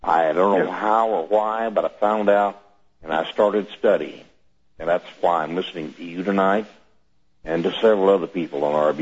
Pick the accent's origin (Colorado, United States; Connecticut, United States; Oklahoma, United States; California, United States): Oklahoma, United States; I'm from Oklahoma